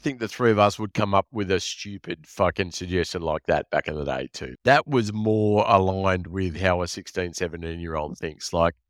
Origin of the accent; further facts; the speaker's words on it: Bronx, New York, United States; We were growing up in the Bronx in Cromer and going to Cromer High.